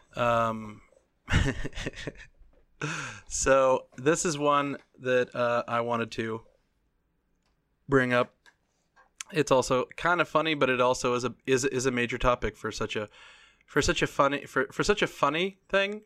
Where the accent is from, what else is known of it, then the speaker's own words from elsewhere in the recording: United States; As an American